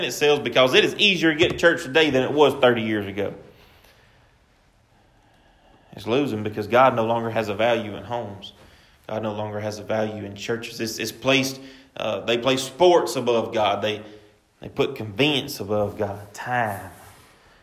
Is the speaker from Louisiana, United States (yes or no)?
yes; Pine, Louisiana, United States; I'm from Pine, Louisiana. I absolutely love being from Pine, Louisiana.